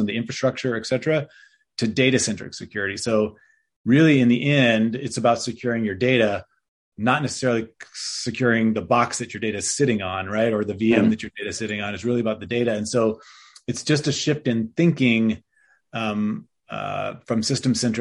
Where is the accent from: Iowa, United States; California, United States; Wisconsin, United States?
California, United States; Berkeley; I grew up in Berkeley, California